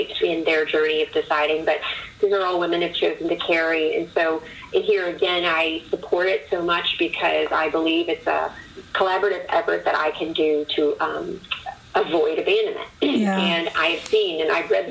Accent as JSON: {"language": "English", "town": "Chicago", "region": "Illinois", "country": "United States", "tie": "born or raised there", "also_born_or_lived": "East Coast", "moved": "as an adult", "lives_now": "Indianapolis, United States", "said": "I was born and raised in the Chicago area"}